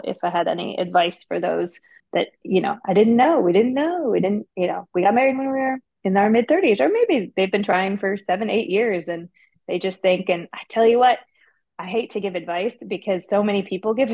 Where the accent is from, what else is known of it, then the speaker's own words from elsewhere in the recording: Detroit, Michigan, United States; now in Nashville, United States; I'm from Detroit